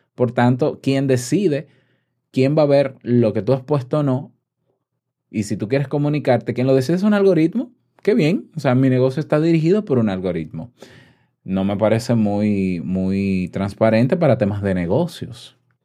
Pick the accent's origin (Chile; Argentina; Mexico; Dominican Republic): Dominican Republic; en mi país, yo te puedo asegurar, en República Dominicana